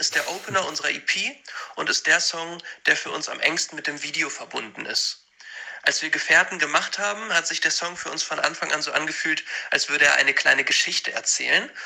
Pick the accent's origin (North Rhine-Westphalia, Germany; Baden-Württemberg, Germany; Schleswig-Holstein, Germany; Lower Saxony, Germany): Lower Saxony, Germany; Hanover; Wir kommen aus Hannover